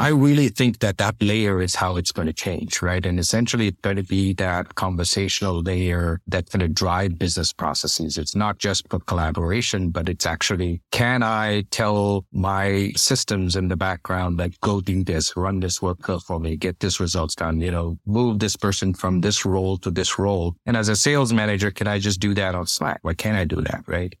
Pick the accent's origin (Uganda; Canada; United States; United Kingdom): Canada; Toronto, Ontario; I grew up in Toronto